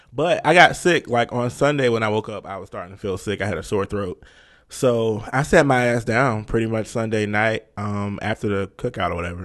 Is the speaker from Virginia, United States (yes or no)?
yes; Virginia, United States; we're both from Virginia